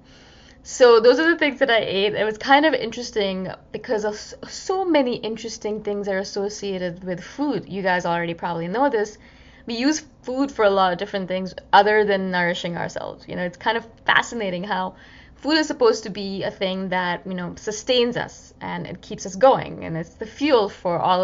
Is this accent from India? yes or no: yes; India; being an Indian and loving my spices